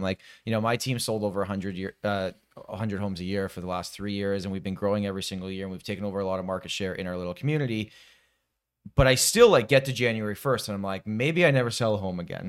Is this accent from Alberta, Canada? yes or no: no; Toronto, Ontario, Canada; I'm born and raised in Toronto